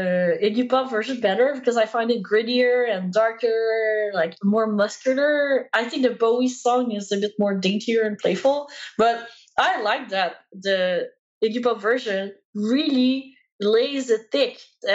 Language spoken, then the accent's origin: English; South Shore of Montreal, Quebec, Canada; accent: Quebecois; first language French; English is a second language; moved away as an adult; also born or lived in China; now in Toronto, Canada; I look Asian, I look Chinese, but I grew up in a household on the South Shore of Montreal with parents who are white, and I don't speak Mandarin